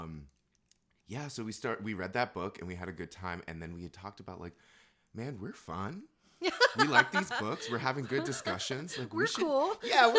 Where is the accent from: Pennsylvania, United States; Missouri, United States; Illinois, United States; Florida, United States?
Florida, United States; Orlando; moved away as an adult; also born or lived in New York, United States; now in Chicago, United States; So I, too, grew up in Orlando. I was born in New York